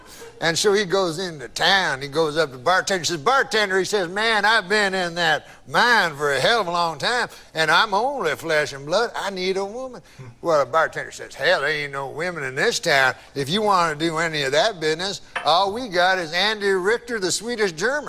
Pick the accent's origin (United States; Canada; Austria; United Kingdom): United Kingdom; Scotland; I'm Scottish. I'm a Scot.